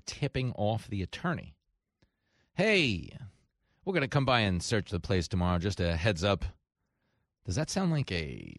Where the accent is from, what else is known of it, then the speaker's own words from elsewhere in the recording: New York, United States; I grew up in New York.